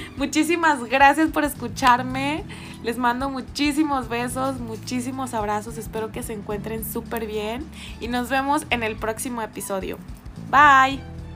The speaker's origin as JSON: {"language": "Spanish", "country": "Mexico", "said": "yo soy mexicana"}